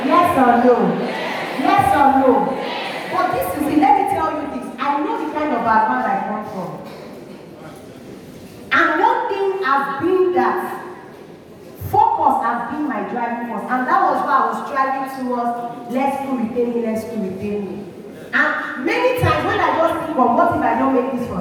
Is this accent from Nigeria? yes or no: yes; Osun, Nigeria; moved away as an adult; now in Delta State, Nigeria; I used to be from Osun State, but I am now from Delta State.